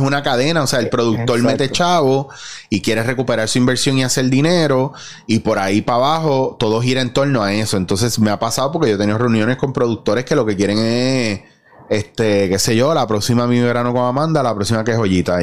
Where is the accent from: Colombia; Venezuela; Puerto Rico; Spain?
Puerto Rico; esta amalgama de identidades que tenemos